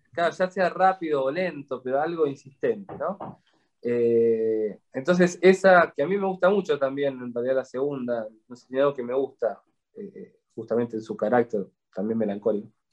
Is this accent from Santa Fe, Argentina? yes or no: no; Buenos Aires, Argentina; como buen porteño